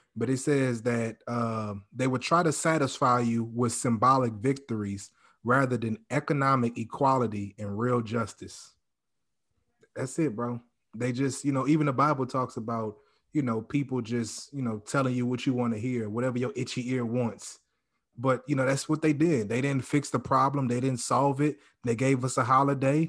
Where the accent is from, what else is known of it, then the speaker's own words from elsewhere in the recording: Louisiana, United States; moved away; also born or lived in Texas; I'm from Louisiana